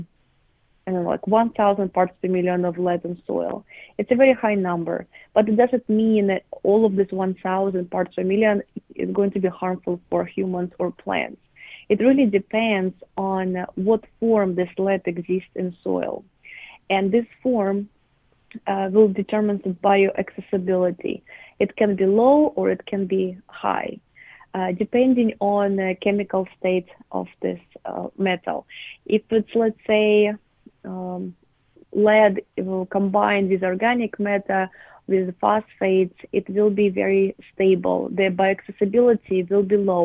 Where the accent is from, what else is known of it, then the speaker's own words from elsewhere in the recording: southern Russia, Russia; moved away as an adult; also born or lived in New York, United States; I grew up in Russia, in the south of Russia, in my parents' garden.